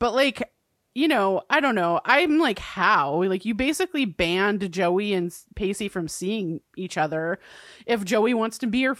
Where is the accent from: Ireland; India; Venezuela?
Ireland; I'm an Irish woman with whiskey, and that is a combination.